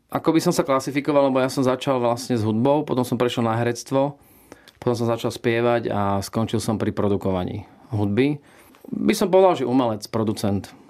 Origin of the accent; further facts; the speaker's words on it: Slovakia; moved away; also born or lived in United States; ja som prišiel domov na Slovensko